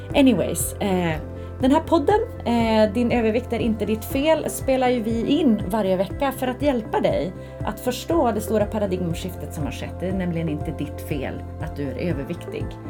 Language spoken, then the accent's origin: Swedish; Skellefteå, Västerbotten County, Sweden; now in Stockholm, Sweden; hemma i Skellefteå